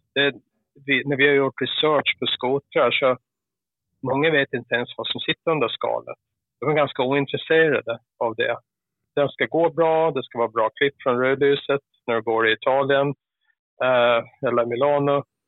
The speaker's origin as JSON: {"language": "Swedish", "region": "Gotland", "country": "Sweden", "accent": "Gotlandic", "moved": "yes", "said": "Jag är ju gotlänning"}